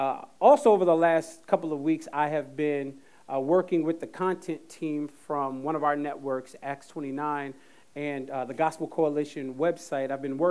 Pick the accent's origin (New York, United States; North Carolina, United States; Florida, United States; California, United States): North Carolina, United States; Jacksonville; I grew up, one of the places I grew up was in Jacksonville, North Carolina.